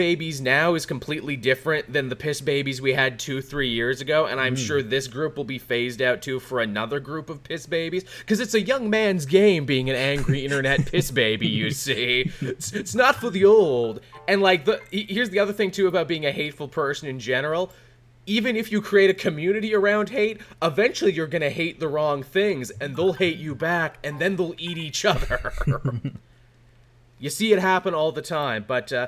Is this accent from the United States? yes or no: no; Canada; being Canadian